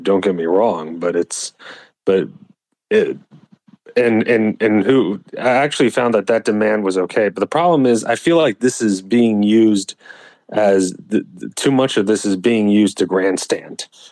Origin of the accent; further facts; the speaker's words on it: Texas, United States; moved away; I'm primarily from Texas